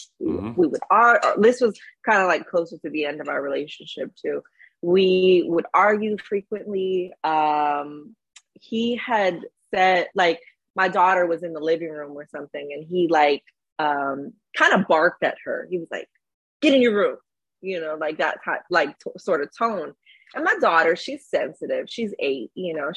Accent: Hawaii, United States; now in Los Angeles, United States; being in LA, I'm from Hawaii originally

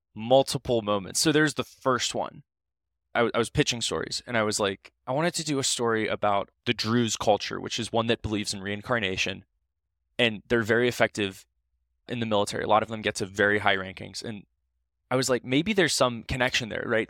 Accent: Ohio, United States; I'm from Ohio.

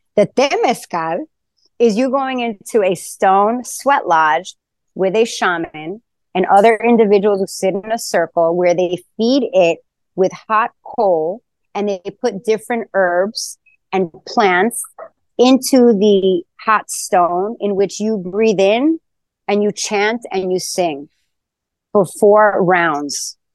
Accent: New York City, New York, United States; moved away as an adult; now in Tulum, Mexico; my days of growing up in Queens

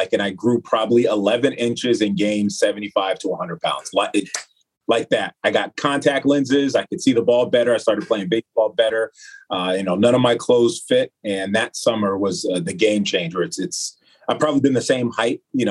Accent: San Diego, California, United States; moved away as an adult; now in Madison, United States; I'm from San Diego, California, specifically Spring Valley

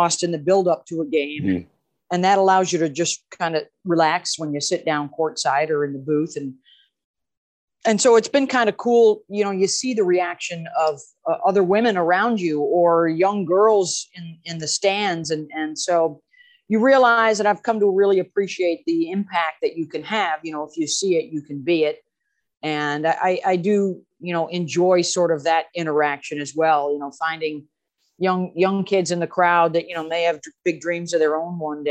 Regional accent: Syracuse, New York, United States; we didn't have pro teams growing up in Syracuse

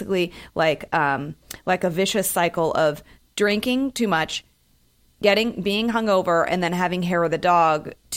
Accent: San Francisco, California, United States; also born or lived in New York; now in Los Angeles, United States; I'm from San Francisco. I've never walked across the Golden Gate Bridge

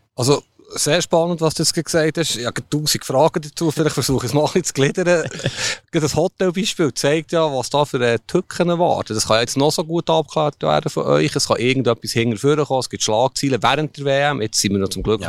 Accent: Switzerland; wir sind Schweizer

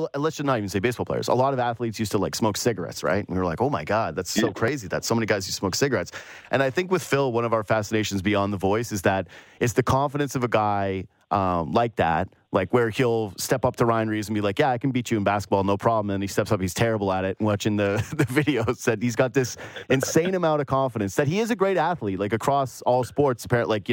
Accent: Canada; as a Canadian hockey fan

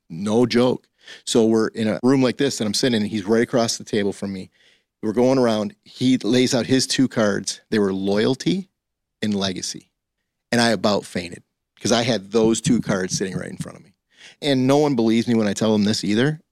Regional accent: Highland, Michigan, United States; I grew up in Highland, Michigan.

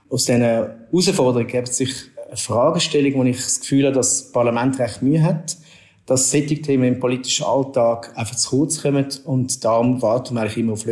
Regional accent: Zurich, Switzerland; now in Basel, Switzerland; Ich wohne in Basel. Ich bin ein Zürcher Expert, wie man gehört.

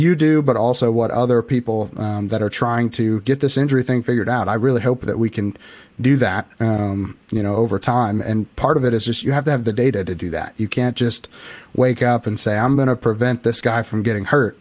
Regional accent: Illinois, United States; I'm actually from Illinois. I live right in the middle of Illinois, uh, very very tiny town

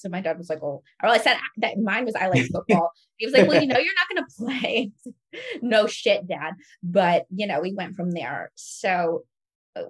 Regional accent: Florida, United States; I'm from Florida

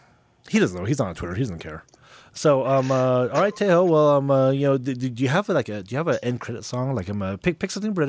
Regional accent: Clinton, Utah, United States; I'm from Clinton

